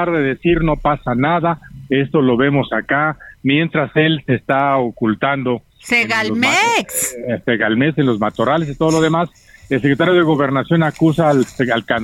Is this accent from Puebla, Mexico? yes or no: no; Guadalajara, Jalisco, Mexico; moved away; Sí, sí, no, está bien, está bien. Yo viví en Guadalajara muchísimo tiempo. Ahí me crié y ahí estuve hasta hace 40 años.